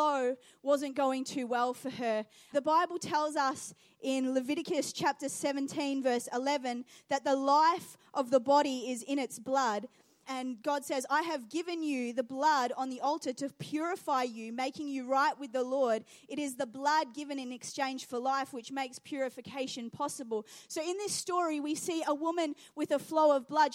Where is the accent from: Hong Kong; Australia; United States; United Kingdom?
Australia; Geelong, Victoria; also born or lived in New Zealand / Iran (ancestry); now in Adelaide, Australia; I grew up in Geelong, and so we'd go to the Melbourne show quite regularly